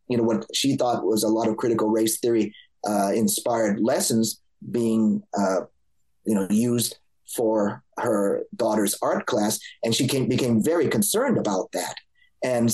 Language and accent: English; Los Angeles, California, United States; I grew up in Los Angeles